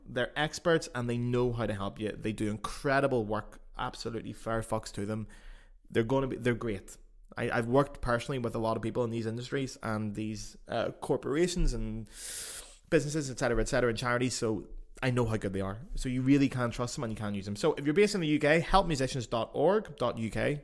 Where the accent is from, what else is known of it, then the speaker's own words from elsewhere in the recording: Belfast, Northern Ireland, United Kingdom; accent: Belfast; now in Germany; my accent, you know, being Belfast